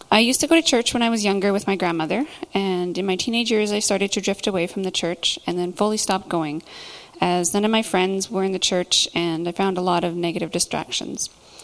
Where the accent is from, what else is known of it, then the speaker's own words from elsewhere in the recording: Nelson, British Columbia, Canada; also born or lived in Lethbridge, Alberta; I am originally from the Nelson area, and I lived here until I graduated high school, and I ventured out a couple times and came back, and then eventually moved to Lethbridge in, 2005. I lived there for 9 years